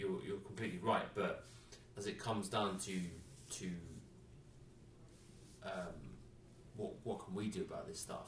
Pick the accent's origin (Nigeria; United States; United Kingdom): United Kingdom; England; I'm from England